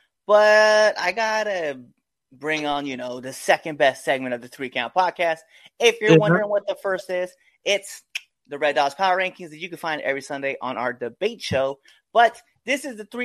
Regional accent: Nebraska, United States; moved away; also born or lived in Hawaii; one of them is my home state, right? So I would love to wrestle back in the state of Nebraska

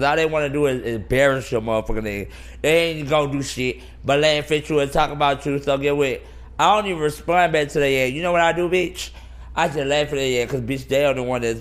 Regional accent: Atlanta, Georgia, United States; I'm from Atlanta

